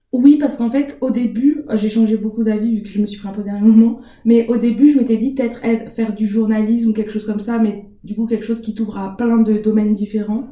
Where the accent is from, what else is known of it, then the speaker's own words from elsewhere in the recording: Montbéliard, Bourgogne-Franche-Comté, France; also born or lived in Besançon; Je suis de Montbéliard, donc j'ai fait mes études, toutes mes, tout le reste de mes études à part le master, je, je les ai faites euh, à Besançon